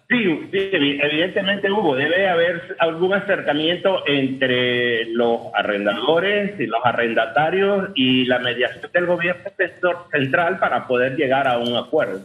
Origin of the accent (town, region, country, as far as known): Panama